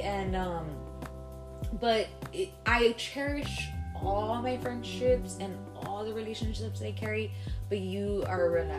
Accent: Laredo, Texas, United States; moved away as an adult; also born or lived in Dallas; now in San Antonio, United States; me and you both were born and raised in Laredo, but I left when I was 2015. I moved to Dallas.

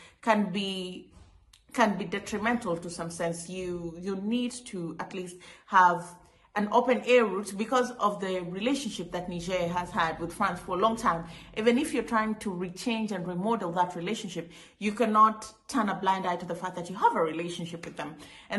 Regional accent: Kenya; I'll give you a practical example. I come from Kenya.

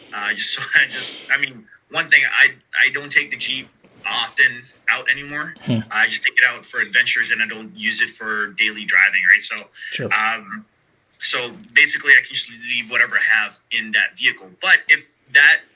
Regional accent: Canada; I am Canadian

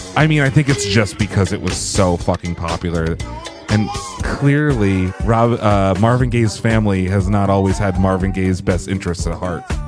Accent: Canada; I'm Canadian

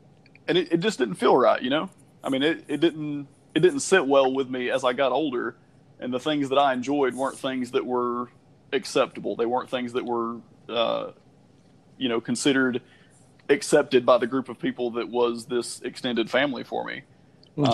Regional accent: the South, United States; growing up in the South, you know, my family were Baptist, and that's predominant around where I'm at right now.

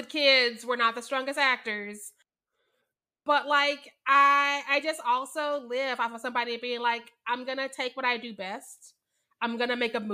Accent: Missouri, United States; I was born and raised in Missouri

